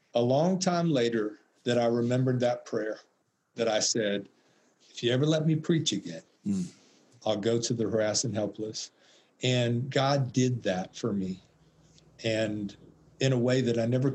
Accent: Atlanta, Georgia, United States; I'm from Atlanta, the Mecca of the civil rights movement

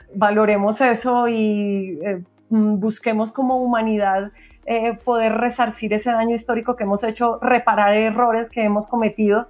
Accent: Bogotá, Colombia; nosotros somos bogotanos

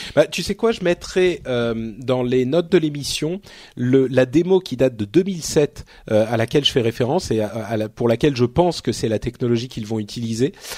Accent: Paris, Île-de-France, France; born or raised there

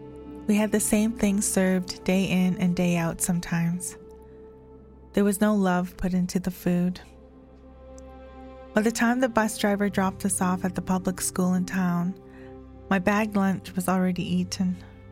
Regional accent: Kainai First Nation, Alberta, Canada; I am from Ghana, First Nation, Alberta. I am a residential school survivor who attended the St. Mary's Residential School

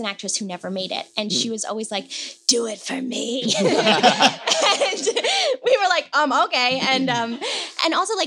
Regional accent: Bethesda, Maryland, United States; now in New York City, United States; Bethesda, Maryland. And I hated it growing up

